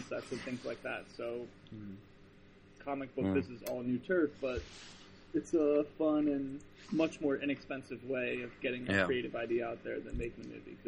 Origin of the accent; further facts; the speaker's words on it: Virginia, United States; now in Los Angeles, United States; I'm originally from Virginia.